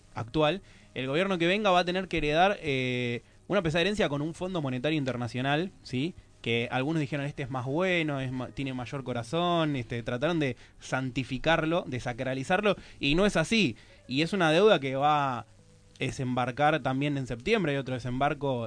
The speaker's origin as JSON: {"language": "Spanish", "country": "Argentina"}